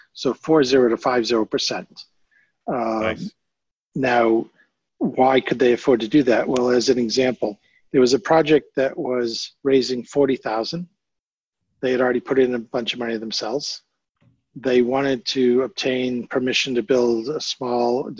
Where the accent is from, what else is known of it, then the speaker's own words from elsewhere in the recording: United Kingdom; being British here